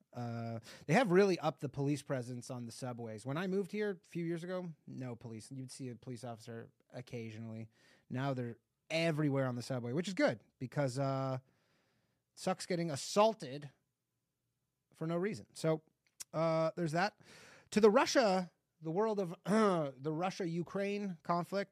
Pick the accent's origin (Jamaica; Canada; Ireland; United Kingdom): Canada; moved away; I'm Canadian